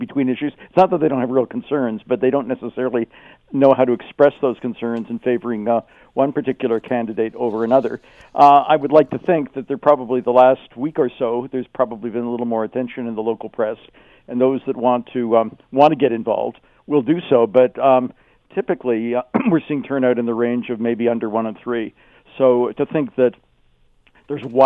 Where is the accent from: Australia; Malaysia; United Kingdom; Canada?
Canada; Toronto, Ontario; now in Kitchener-Waterloo, Canada; I'm originally from Toronto, although I live in KW now